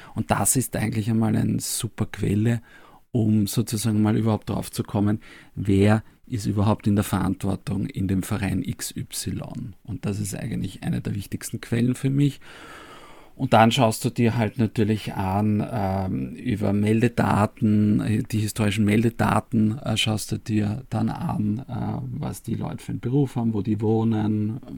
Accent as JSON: {"language": "German", "region": "Vienna", "country": "Austria", "tie": "born or raised there", "said": "Ich bin in Döbling aufgewachsen, also in dem Bezirk, wo die, wo die Vienna spielt"}